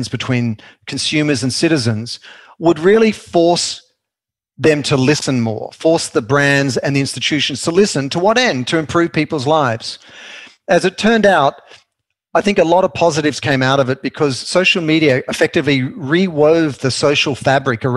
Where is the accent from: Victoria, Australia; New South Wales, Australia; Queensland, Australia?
New South Wales, Australia; Sydney; now in Los Angeles, United States; I grew up in Sydney